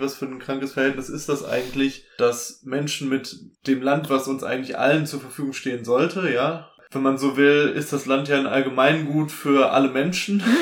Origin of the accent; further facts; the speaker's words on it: Dortmund, North Rhine-Westphalia, Germany; bei uns in Dortmund